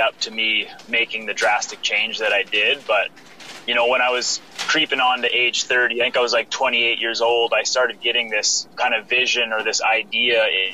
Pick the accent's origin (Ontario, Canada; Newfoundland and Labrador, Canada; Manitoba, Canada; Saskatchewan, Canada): Saskatchewan, Canada; Saskatoon; I'm from Saskatoon, Saskatchewan, Canada.